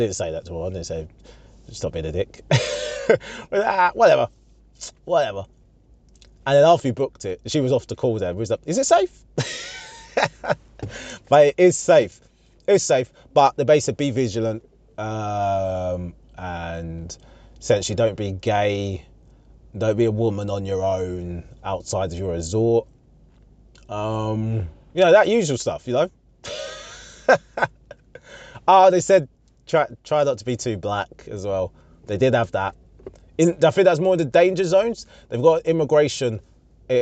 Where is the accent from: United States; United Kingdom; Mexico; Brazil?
United Kingdom; that country that everyone loves in the world. The UK